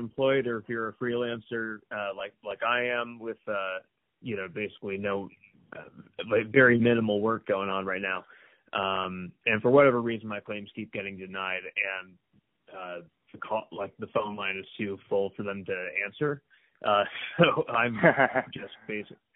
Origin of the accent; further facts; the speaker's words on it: Bainbridge Island, Washington, United States; also born or lived in New York City, United States / Brooklyn, New York, United States; now in Joshua Tree, United States; So I grew up on Bainbridge Island